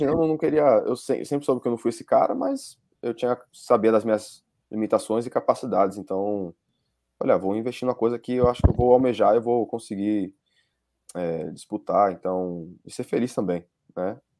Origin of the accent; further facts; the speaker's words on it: Salvador, Bahia, Brazil; now in United States; Eu vim de Salvador.